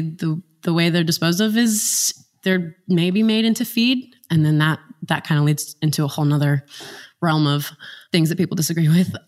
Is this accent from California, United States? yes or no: no; West Virginia, United States; I grew up in a small town in West Virginia